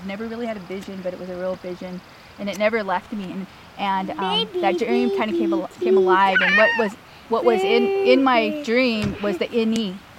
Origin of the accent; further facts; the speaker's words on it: Amskapi Pikuni homelands, Northwest Montana, United States; So I grew up here on the Upskapi Bagani homelands